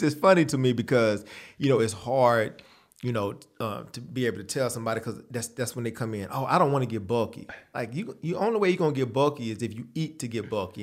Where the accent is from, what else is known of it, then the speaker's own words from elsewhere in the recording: San Antonio, Texas, United States; I grew up in San Antonio, Texas